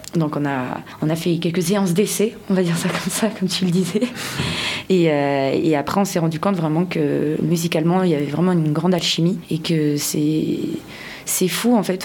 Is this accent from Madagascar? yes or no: yes; Madagascar; moved away; je viens de Madagascar et j'y tiens à mon pays